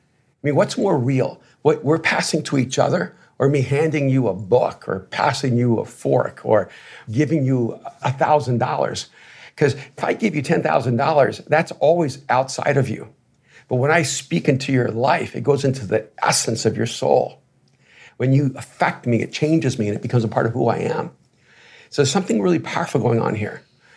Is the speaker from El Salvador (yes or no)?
yes; El Salvador; I played sports, right? You know, and I'm from El Salvador. I should have been playing soccer